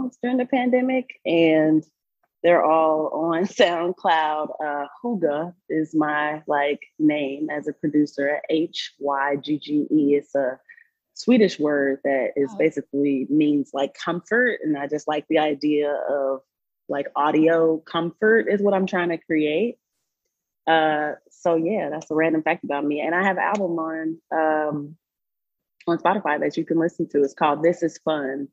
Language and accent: English; Chicago, Illinois, United States; moved away as an adult; now in Colorado, United States; I'm originally from Chicago